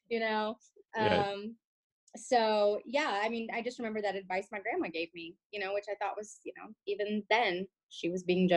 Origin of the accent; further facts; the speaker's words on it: Austin, Texas, United States; I'm from Austin